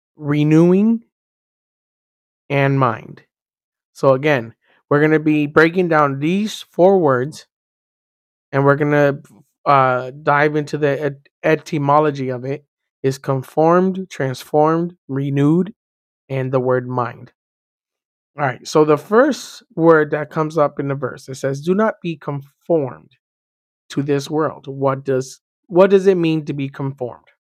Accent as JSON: {"language": "English", "town": "Miami", "region": "Florida", "country": "United States", "tie": "born or raised there", "said": "I was born and raised in Miami"}